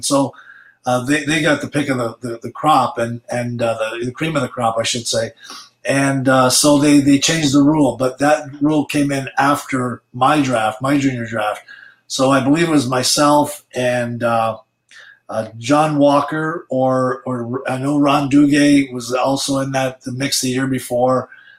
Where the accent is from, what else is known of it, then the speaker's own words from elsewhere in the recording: Italy; also born or lived in Sudbury; Well, I was born in Sudbury, and then a couple of years after I was, well, 3 years after I was born, we moved to Italy.